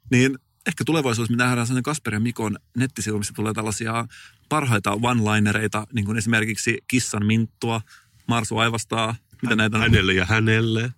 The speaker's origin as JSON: {"language": "Finnish", "area": "Turku region", "region": "Southwest Finland", "country": "Finland", "said": "mä oon Turun seudulta kotoisin"}